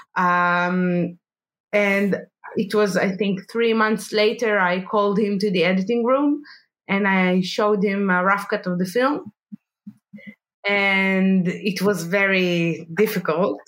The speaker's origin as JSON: {"language": "English", "town": "Jerusalem", "region": "Jerusalem District", "country": "Israel", "tie": "born or raised there", "said": "I was born in Jerusalem, and uh, all my childhood I I, uh, I you know I, I lived between uh, bomb attacks"}